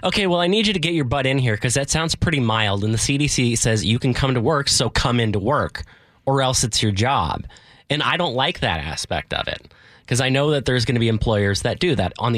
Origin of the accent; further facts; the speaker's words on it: Edmonds, Washington, United States; This is in my hometown